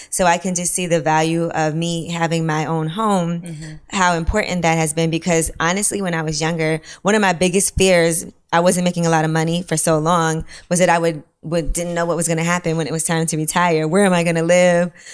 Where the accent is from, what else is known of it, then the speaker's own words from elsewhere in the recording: New York City, New York, United States; I'm from Brooklyn